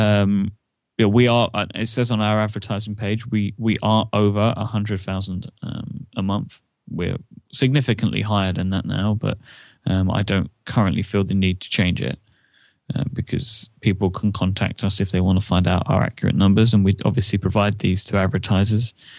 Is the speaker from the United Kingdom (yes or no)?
yes; United Kingdom; I'm a British person